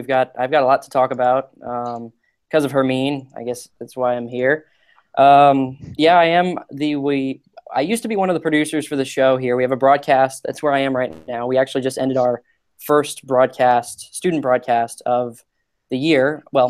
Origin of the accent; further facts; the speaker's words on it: Fort Lauderdale, Florida, United States; I'm from Fort Lauderdale, so just north of Miami, down in South Florida. So it was hurricanes are in my blood.